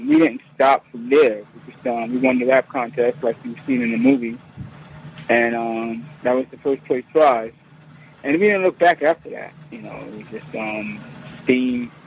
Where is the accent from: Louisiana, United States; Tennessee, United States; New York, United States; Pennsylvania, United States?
New York, United States; Born and raised in New York